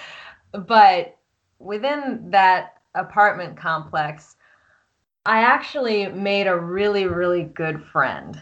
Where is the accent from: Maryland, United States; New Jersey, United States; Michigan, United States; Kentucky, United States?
Maryland, United States; Columbia; moved away as an adult; also born or lived in Washington, D.C. / North Carolina / Virginia / Boston; now in Austin, United States; I am Columbia, Maryland, born and raised